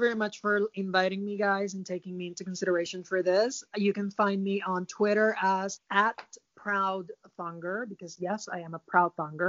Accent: Dallas, Texas, United States; now in Costa Rica; when I was a child, I grew up in Dallas. And we used to go from Dallas to Fort Worth all the time.

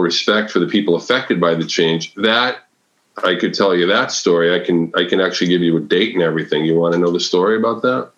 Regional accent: Massachusetts, United States; now in Connecticut, United States; I'm from New England. I, I was raised in Massachusetts. I live in Connecticut now

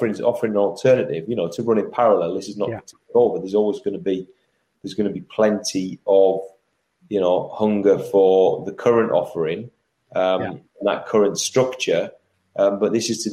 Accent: Middlesbrough, North East England, United Kingdom; I come from the Northeast. I come from Middlesbrough, from humble beginnings

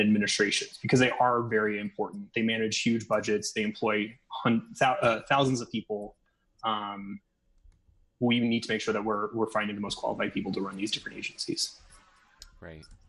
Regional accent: Des Moines, Iowa, United States; moved away as an adult; now in Las Vegas, United States; I'm originally from Des Moines, Iowa, but I've been living here in Nevada for um, just over six years.

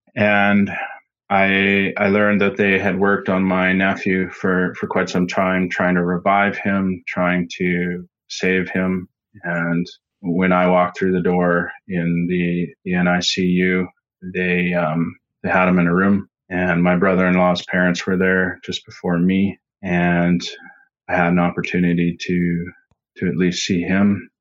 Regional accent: Saskatchewan, Canada; I am from Saskatchewan, Canada, right in the middle of the prairies, flat land, and I grew up on the farm

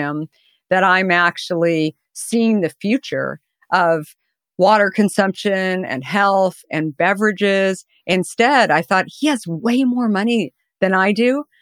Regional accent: Arizona, United States; I grew up in Arizona

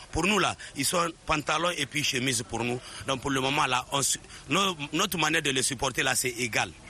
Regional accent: Niger; now in Côte d'Ivoire; Moi, en tant que Nigérien, c'est vrai que j'habite, je réside en Côte d'Ivoire.

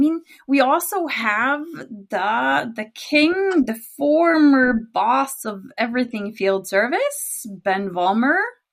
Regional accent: Norway; accent: Norwegian; first language Norwegian; English is a second language; So my native language is Norwegian.

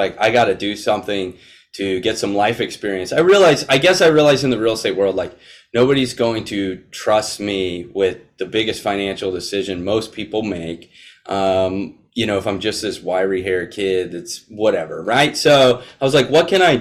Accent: Florida, United States; I grew up in Florida

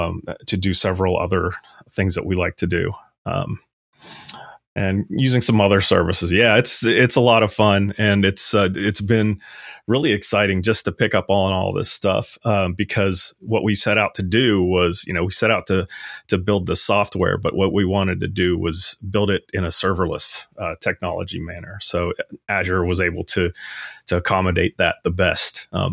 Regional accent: Louisville, Kentucky, United States; I am from Louisville, Kentucky. And after graduating from the University of Kentucky in Lexington, I actually started out with a Y2K consulting company.

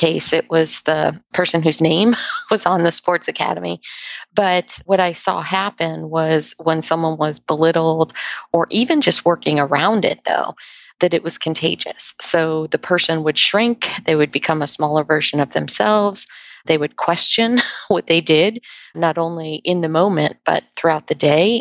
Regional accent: Ohio, United States; now in Redondo Beach, United States; I grew up in Ohio, so I appreciate the climate differences

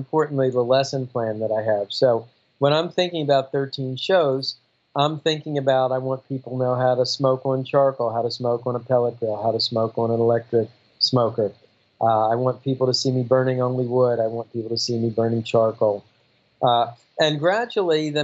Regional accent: Miami, Florida, United States; I'm from Miami

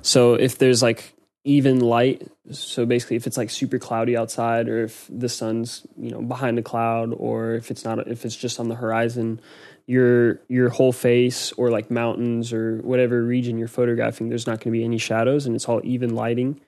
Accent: United States; moved away; I'm American

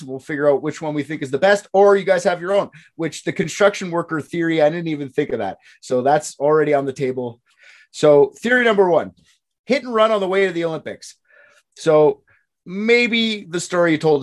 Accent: Canada; I'm the Canadian.

